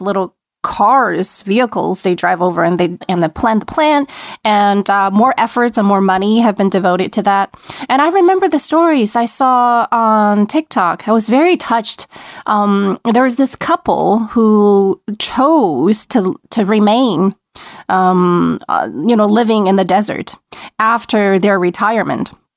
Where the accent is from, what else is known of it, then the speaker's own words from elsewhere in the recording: Wuhan, Hubei, China; now in Beijing, China; I grew up in Wuhan